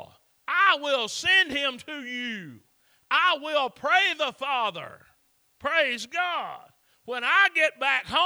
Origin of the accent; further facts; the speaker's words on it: the South, United States; I'm from the South.